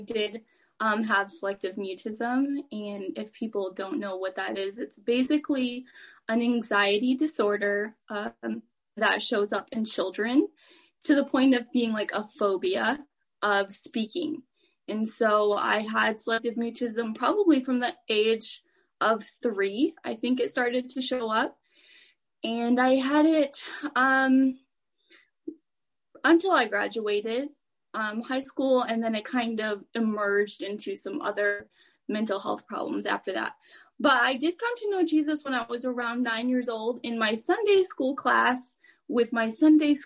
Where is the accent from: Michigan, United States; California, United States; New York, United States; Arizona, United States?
Michigan, United States; Kent City; I lived in this little town called Kent City